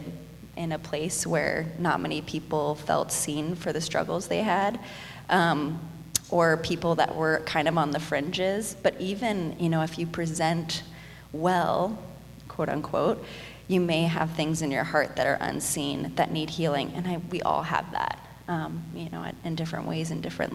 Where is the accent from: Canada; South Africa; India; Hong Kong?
Hong Kong; moved away as an adult; now in Dallas, United States; I was born and raised in Hong Kong, and I lived there for 18 years